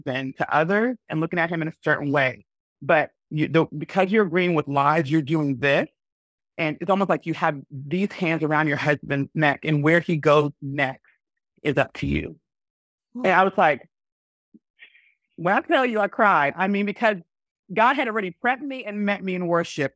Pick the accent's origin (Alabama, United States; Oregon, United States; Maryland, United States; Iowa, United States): Alabama, United States; moved away as an adult; also born or lived in Washington, D.C. / Tennessee / Huntsville; now in Iceland; I was born in the States, you know, born and majority of my time raised in Alabama, lived a little bit in the DC area and in Tennessee